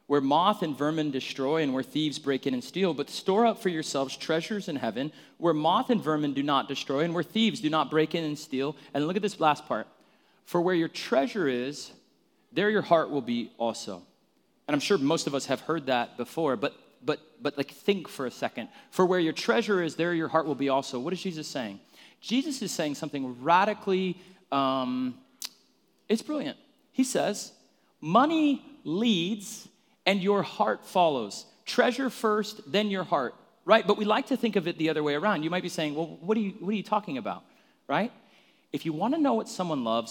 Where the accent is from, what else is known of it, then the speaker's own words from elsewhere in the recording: Phoenix, Arizona, United States; I grew up in Arizona, where I'm from, in like North Phoenix.